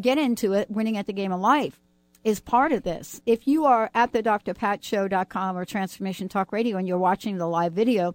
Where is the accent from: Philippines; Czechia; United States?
United States; New York City, New York; I grew up Catholic in New York